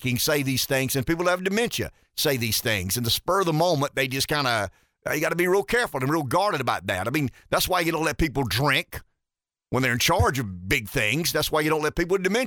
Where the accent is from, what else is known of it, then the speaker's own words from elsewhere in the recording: United States; as an American